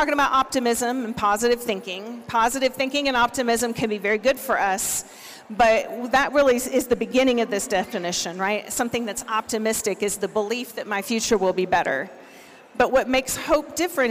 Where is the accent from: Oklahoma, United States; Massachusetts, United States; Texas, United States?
Oklahoma, United States; I'm from Oklahoma